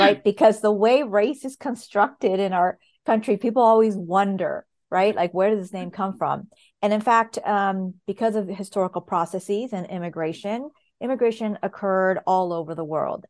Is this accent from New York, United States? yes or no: no; Los Angeles, California, United States; I grew up in Southern California